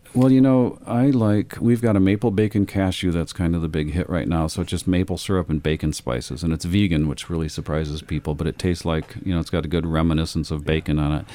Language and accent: English; Lansing, Michigan, United States; moved away; also born or lived in Amsterdam; I grew up in Michigan, um, in Lansing, Michigan